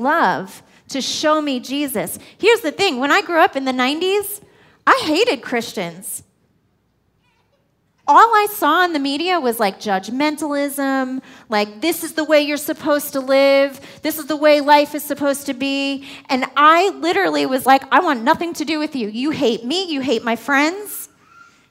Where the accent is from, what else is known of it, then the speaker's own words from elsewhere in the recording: New York, United States; I'm a New Yorker